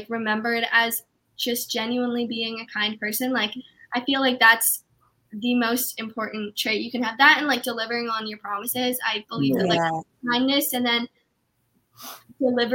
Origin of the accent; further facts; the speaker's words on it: Canada; I'm from Canada